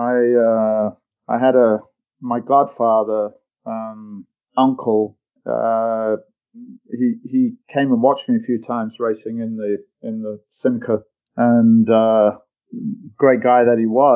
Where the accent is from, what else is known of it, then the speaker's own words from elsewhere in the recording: North Lincolnshire, Yorkshire and the Humber, United Kingdom; moved away; I grew up in North Lincolnshire, which is a farming community